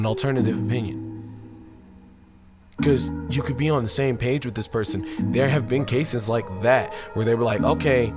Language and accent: English; United States; We as Americans